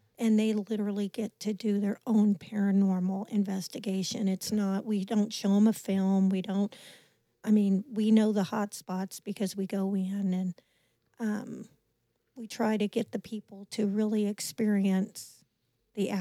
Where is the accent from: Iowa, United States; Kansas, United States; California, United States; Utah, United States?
Kansas, United States; Leavenworth; also born or lived in Weston, Missouri; born and raised in Leavenworth, Kansas